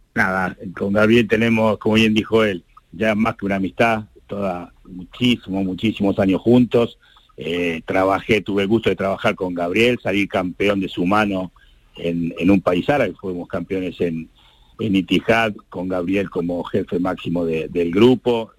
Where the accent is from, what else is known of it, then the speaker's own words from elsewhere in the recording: Argentina; now in Andalusia, Spain; obviamente soy argentino y así lo siento muchísimo